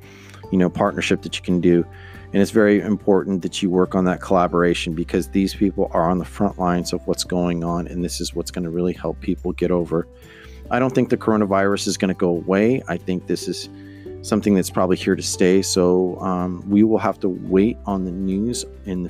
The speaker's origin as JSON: {"language": "English", "town": "Stockton", "region": "California", "country": "United States", "tie": "born or raised there", "said": "my hometown in Stockton."}